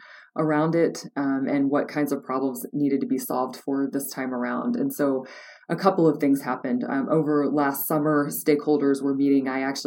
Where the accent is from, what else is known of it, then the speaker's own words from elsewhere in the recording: Shenandoah Valley, Virginia, United States; now in New Mexico, United States; So I grew up in the Shenandoah Valley of Virginia